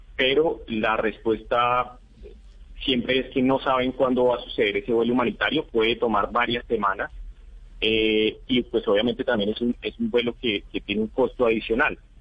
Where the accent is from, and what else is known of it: Colombia